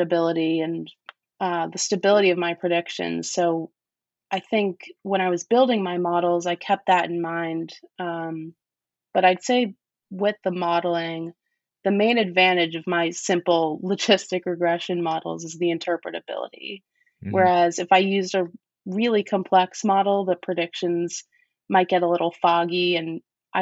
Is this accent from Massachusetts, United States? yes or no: no; New York, United States; Grew up in New York. And I'm from New York